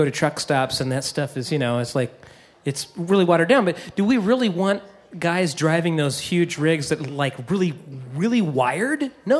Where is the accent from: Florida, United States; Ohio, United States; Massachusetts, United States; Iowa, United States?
Iowa, United States; Oskaloosa; I'm from Oskaloosa, Iowa, Highway 63.